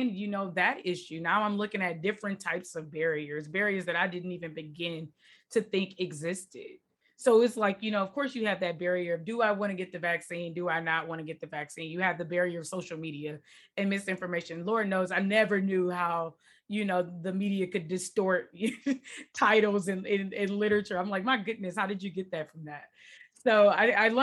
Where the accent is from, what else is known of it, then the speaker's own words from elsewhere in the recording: Detroit, Michigan, United States; moved away as an adult; also born or lived in Washington, D.C.; now in California, United States; I grew up in Detroit, born and raised